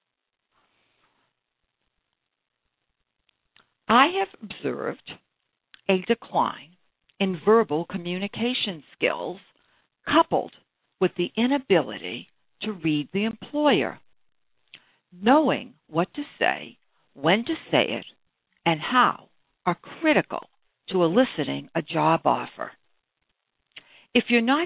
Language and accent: English; Brookline, Massachusetts, United States; I grew up in Brookline, Massachusetts, a few blocks away from the birthplace of John F. Kennedy